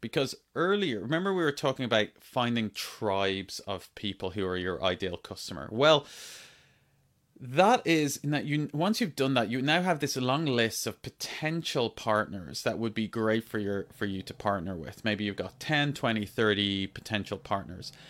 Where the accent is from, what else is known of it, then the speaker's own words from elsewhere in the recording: Ireland; When I was growing up in Ireland, I grew up on a farm